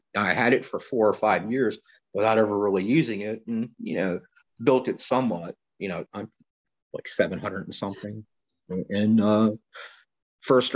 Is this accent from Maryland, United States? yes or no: yes; Baltimore, Maryland, United States; moved away as an adult; now in Florida, United States; I was born in Baltimore, Maryland